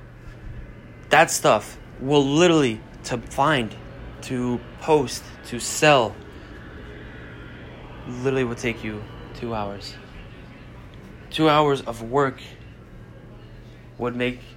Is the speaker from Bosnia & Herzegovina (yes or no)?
yes; Bosnia & Herzegovina; moved away; also born or lived in Germany; I'm from Bosnia